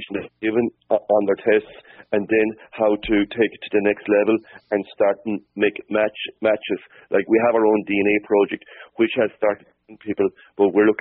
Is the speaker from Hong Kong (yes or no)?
no; Cappoquin, Munster, Ireland; I was born like in Capoquin, which is about 10 miles from Dungarvan